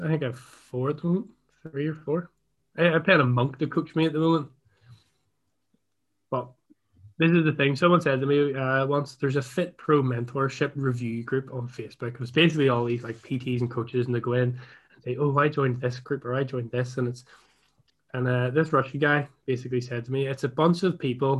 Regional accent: Ireland; I'm Irish

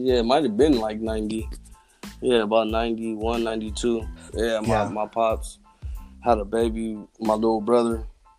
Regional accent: San Diego, California, United States; also born or lived in San Jose, California / Germany; But I kind of grew up in the West Coast. My pops was in the military. I spent a couple years in Germany. I moved to about San Diego when I was about 5 or 6. I've been here since then.

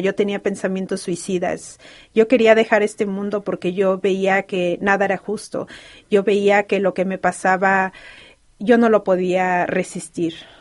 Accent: Mexico; first language Spanish; now in Los Angeles, United States; como toda mexicana

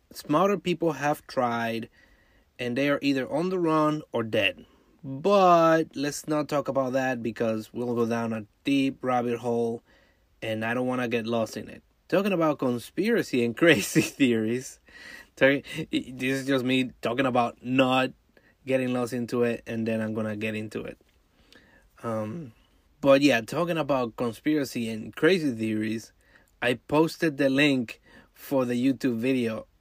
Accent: New York, United States; my home state of New York

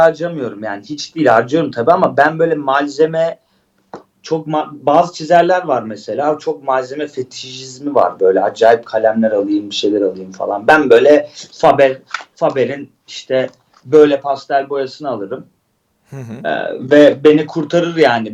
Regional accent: Istanbul, Turkey; also born or lived in Antakya (family origin); ben Şişli'de doğdum büyüdüm düşün yani Mecidiyeköy.

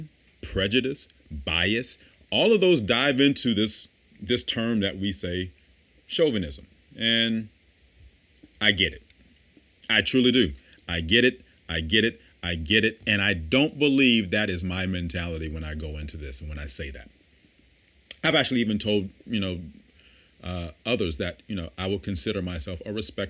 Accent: the South, United States; I come from the South

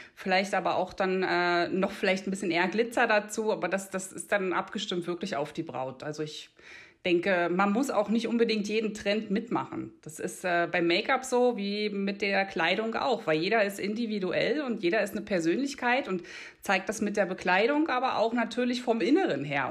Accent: outskirts of Berlin, Brandenburg, Germany; accent: Berlin dialect; moved away as an adult; now in Einsiedeln, Switzerland; komme eigentlich ursprünglich ähm, aus dem Rand Berlin, Land Brandenburg, fünf Minuten von Berlin. Äh, tatsächlich kommt bei mir auch das Berlinern ab und zu durch

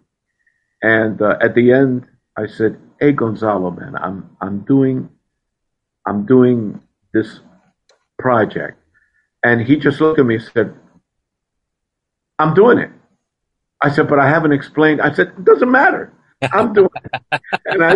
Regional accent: Puerto Rico; I grew up in Puerto Rico

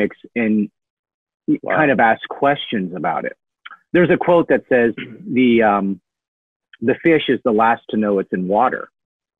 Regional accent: Seattle, Washington, United States; the African-American experience growing up in South Seattle

